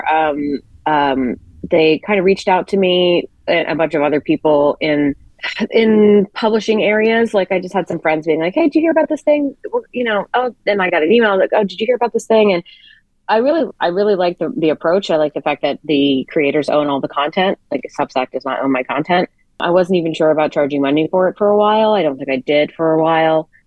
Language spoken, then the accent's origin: English; the South, United States; now in Brooklyn, United States; I'm from the South and I moved to New York.